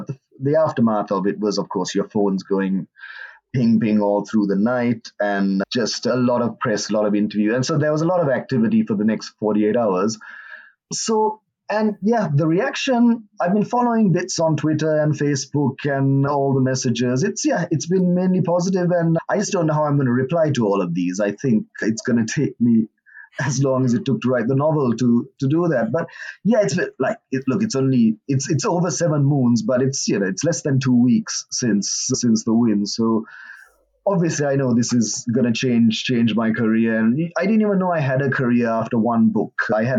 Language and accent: English; Sri Lanka; moved away as an adult; also born or lived in Birmingham, England / New Zealand / Singapore / London; I grew up in Sri Lanka, but I spent my childhood in Birmingham, Worsley. I went and visited there on the weekend. But I grew up in Sri Lanka. Then I studied in New Zealand and lived in Singapore and London.